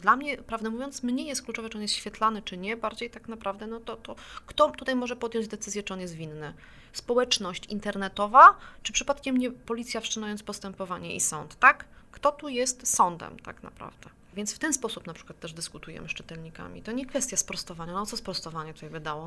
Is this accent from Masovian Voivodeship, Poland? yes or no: yes; Warsaw, Masovian Voivodeship, Poland; sama jestem warszawianką